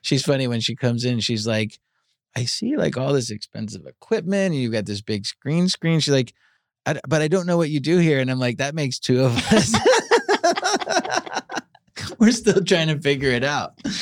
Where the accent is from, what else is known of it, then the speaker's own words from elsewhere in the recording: New York, United States; now in Los Angeles, United States; I, I grew up in New York